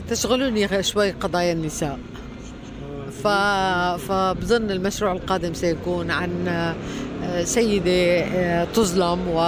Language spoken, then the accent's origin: Arabic; Latakia, Latakia Governorate, Syria; moved away as an adult; also born or lived in Damascus; انا من من سوريا من مدينه اللاذقيه آه مدينه ساحليه تشبه الى حد بعيد مدينه الاسكندريه